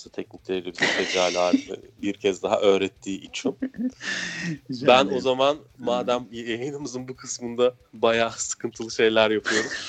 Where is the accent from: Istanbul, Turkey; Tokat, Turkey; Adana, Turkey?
Istanbul, Turkey; Oğlum ben İstanbulluyum zaten. Nereden çıktı bizim Ankaralı olduğumu mu zannediyorsun?